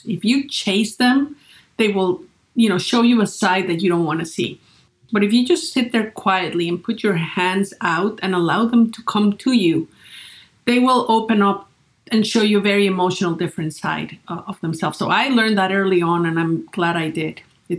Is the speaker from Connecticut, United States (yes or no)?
no; Great Falls, Virginia, United States; So I started a little business in my hometown in Great Falls, Virginia, taking portraits of the people there.